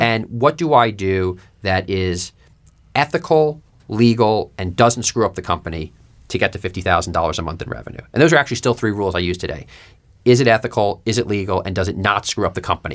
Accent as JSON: {"language": "English", "region": "New York", "country": "United States", "tie": "born or raised there", "moved": "yes", "said": "I grew up in New York"}